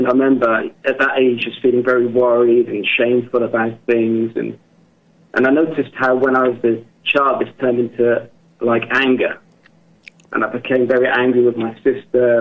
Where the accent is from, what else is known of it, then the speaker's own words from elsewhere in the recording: England, United Kingdom; now in Germany; I'm from England, but I live and work in Germany